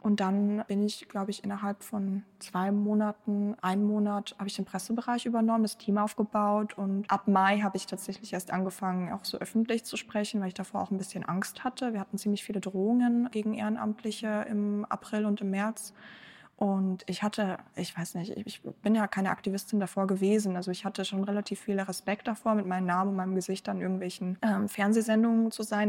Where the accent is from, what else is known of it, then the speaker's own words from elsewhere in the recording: Bavaria, Germany; first language German; also born or lived in Ukraine; ich bin in Bayern in der Provinz groß geworden